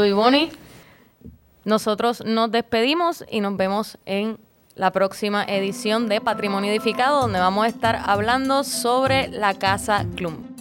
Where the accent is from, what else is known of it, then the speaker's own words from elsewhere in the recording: San Juan, Puerto Rico; yo soy de de Río Piedras, de Santa Rita